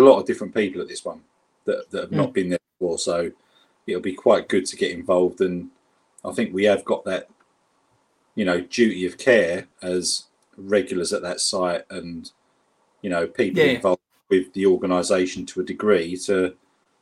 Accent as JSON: {"language": "English", "region": "London", "country": "United Kingdom", "accent": "South London", "said": "my South London accent that I've got"}